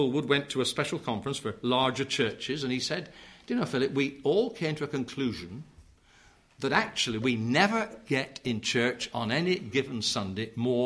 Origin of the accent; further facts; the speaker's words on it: Yorkshire and the Humber, United Kingdom; I come from South Yorkshire where it's the worst in the nation, I believe. We're the bottom of the pile